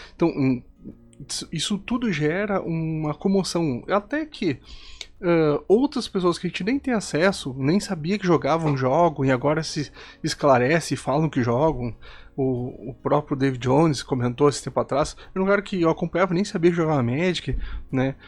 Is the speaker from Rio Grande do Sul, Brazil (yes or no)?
yes; Santiago, Rio Grande do Sul, Brazil; now in Santo Ângelo, Brazil; eu sou natural de Santiago, no Rio Grande do Sul